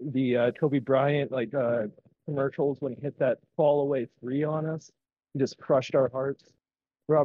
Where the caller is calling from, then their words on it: Peru; Well, I'll say I'm calling from Peru, and I haven't been able to see a single Kings or like go to a single Kings game this season.